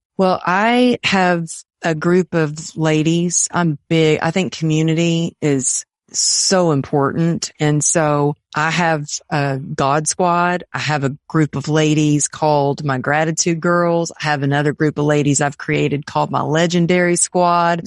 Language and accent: English; Texas, United States; I grew up in Texas with my family